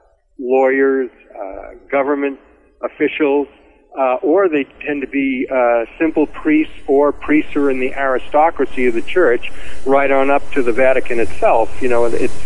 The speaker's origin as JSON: {"language": "English", "region": "Massachusetts", "country": "United States", "tie": "born or raised there", "said": "I grew up Catholic in Massachusetts"}